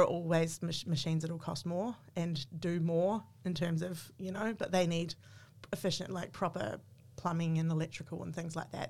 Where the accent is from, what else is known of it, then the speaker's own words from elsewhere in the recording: New Zealand; moved away as an adult; now in Australia; I'm a New Zealander. I just became an Australian citizen during the pandemic